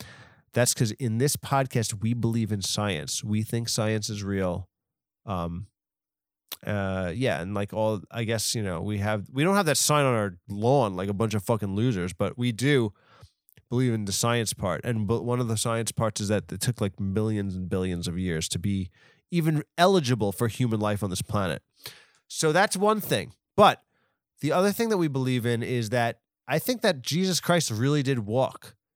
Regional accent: United States; I'm actually American, but for some reason you do me with this accent

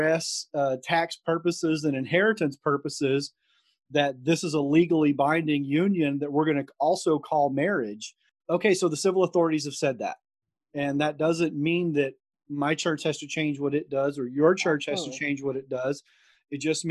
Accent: Deep South, United States; growing up in the Deep South

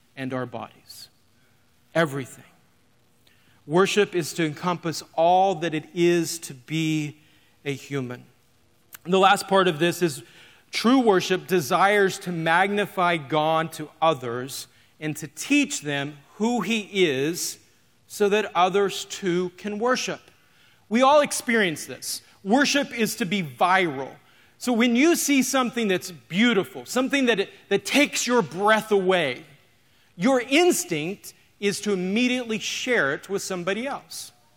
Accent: Oklahoma, United States; moved away as an adult; now in North Iowa, United States; we're from North Iowa. Grew up in Oklahoma.

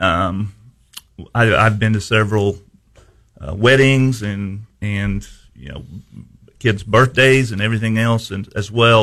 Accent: Houston, Missouri, United States; I was at Houston for 31 years. Um, that's my hometown. I played ball there, grew up there

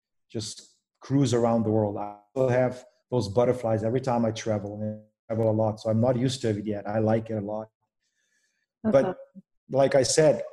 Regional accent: Slovenia; moved away as an adult; also born or lived in Provo, Utah, United States; now in Raleigh, United States; Born and raised in Slovenia

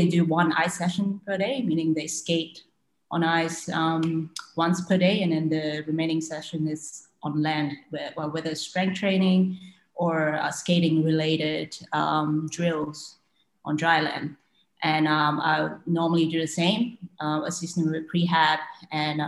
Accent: Malaysia; I was born and raised in Malaysia and I have a Chinese heritage

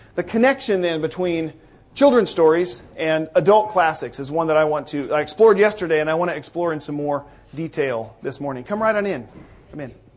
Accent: Northeast Washington State, United States; I am from Northeast Washington State, where the air is thinner and drier

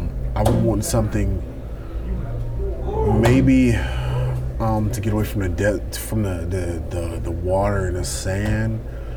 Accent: North Carolina, United States; Well, I'm from North Carolina.

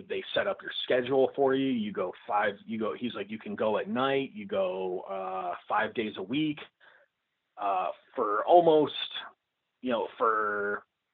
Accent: Illinois, United States; I'm just a dude from Illinois

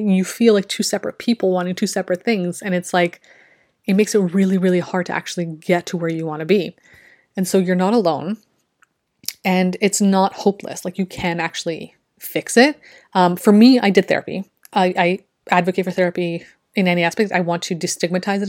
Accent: Canada; I'm from Canada

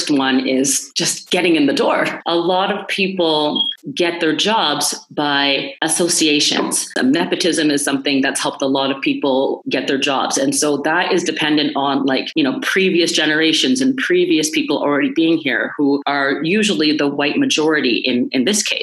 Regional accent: Toronto, Ontario, Canada; I was born in Toronto, oldest of four kids. I went to Catholic school my whole life in North York, in York Region.

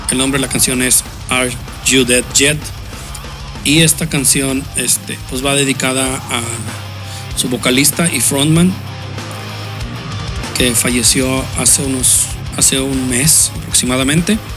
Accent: Guadalupe, Nuevo León, Mexico; Yo soy de Guadalupe, en mi colonia quedan señores cholos, pero niños

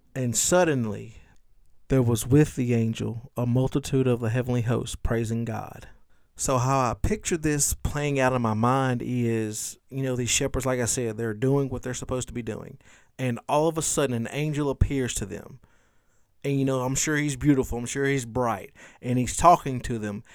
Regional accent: Louisiana, United States; in my short thirty-five years of life growing up in Louisiana

